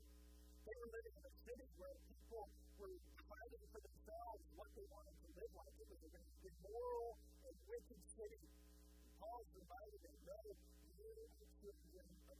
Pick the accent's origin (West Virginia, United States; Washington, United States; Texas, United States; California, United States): Texas, United States; also born or lived in Houston; I grew up in Texas